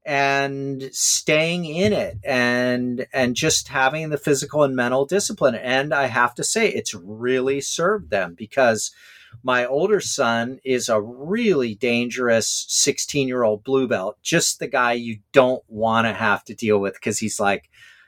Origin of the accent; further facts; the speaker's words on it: Hawaii, United States; I'm sure like me growing up in Hawaii, as you did, you were playing 3 sports a year.